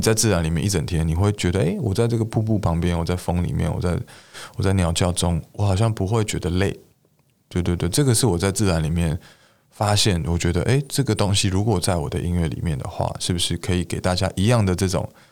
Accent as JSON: {"language": "Chinese", "area": "Beitou", "region": "Taipei", "country": "Taiwan", "tie": "born or raised there", "said": "我的老家在北投"}